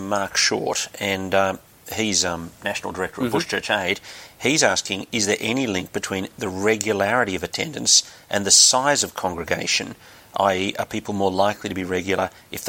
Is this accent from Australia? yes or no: yes; Sydney, New South Wales, Australia; I moved back to Sydney, and I went back to the church of my childhood